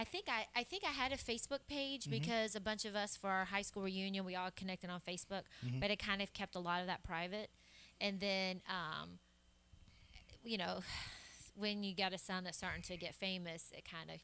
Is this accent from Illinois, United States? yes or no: no; Atlanta, Georgia, United States; also born or lived in Birmingham, Alabama / Stone Mountain, Georgia; Well, I was born in Birmingham, but grew up outside of the Atlanta area, like Stone Mountain and those kind of.